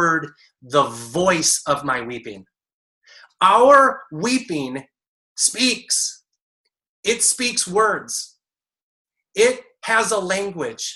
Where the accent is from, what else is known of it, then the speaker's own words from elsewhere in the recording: Detroit, Michigan, United States; Marco and I grew up together and in Detroit